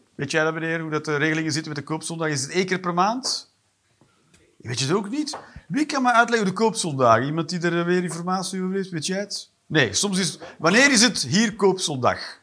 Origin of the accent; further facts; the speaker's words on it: Belgium; moved away; also born or lived in Eindhoven / Netherlands; als Belg